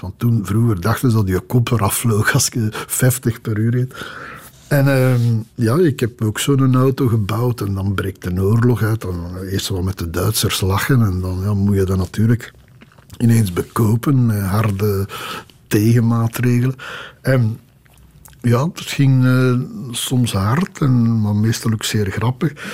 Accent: Belgium; accent: half Brussels; mijn dialect van vroeger, zo half Brussels.

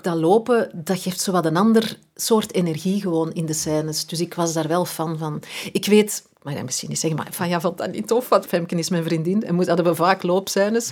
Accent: Edegem, Flanders, Belgium; moved away; ben verhuisd, maar als kind, ja, wij zijn alle twee van Eregem.

